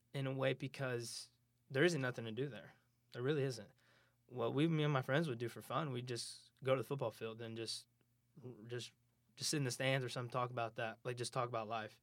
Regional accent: Moore, Oklahoma, United States; moved away as an adult; also born or lived in Hinton, Oklahoma; now in Kansas, United States; I lived in Moore for a while. Uh, it's, it's a bigger town. a little bit bigger than where I'm from

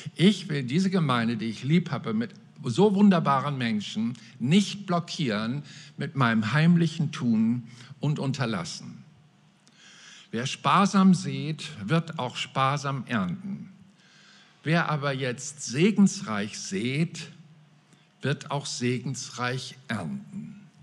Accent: Mecklenburg-Vorpommern, Germany; bei uns in Mecklenburg-Vorpommern

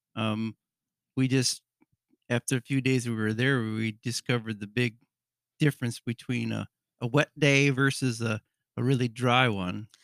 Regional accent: Michigan, United States; We're from Michigan

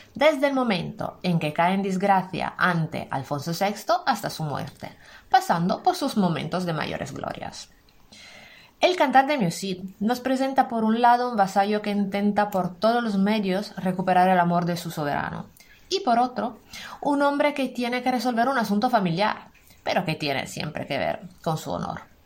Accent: Italy; now in Spain; soy italiana, profe de español como lengua extranjera para italianos

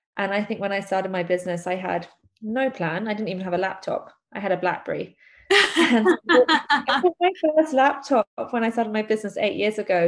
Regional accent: London, United Kingdom; a born and bred Londoner. I was born in London and um, I've lived here my whole life.

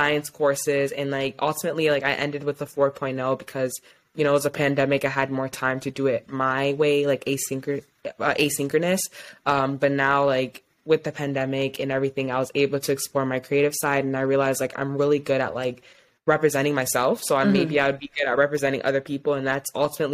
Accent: Ypsilanti, Michigan, United States; also born or lived in Ann Arbor, Michigan / East Lansing, Michigan; my family is from West Africa, Mali and Guinea, but I am from Ypsilanti, Michigan

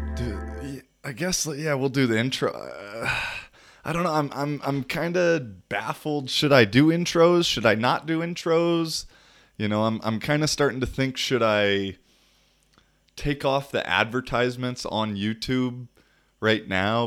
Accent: United States; moved away; United States

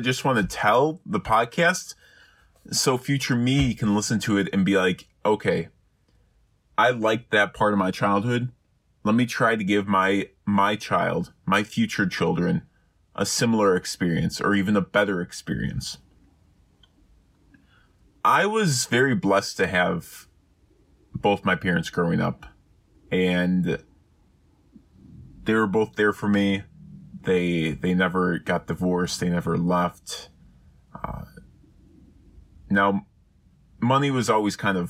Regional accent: Chicago, Illinois, United States; now in Texas, United States; I'm actually going back to Chicago in a week

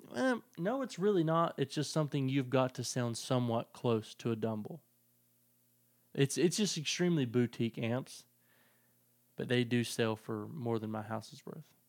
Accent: the South, United States; I'm from the South

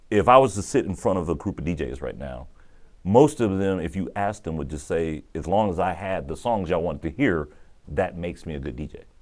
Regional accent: Austin, Texas, United States; moved away; Austin, where we grew up in North Austin

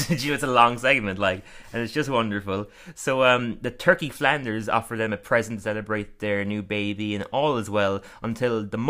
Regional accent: Ireland; we're from Ireland

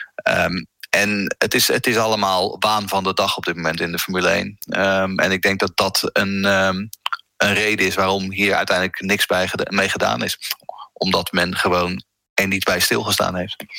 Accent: Netherlands; wij zijn Hollanders

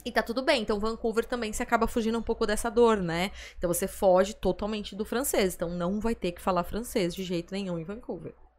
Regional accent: Brazil; nós que somos aqui do Brasil

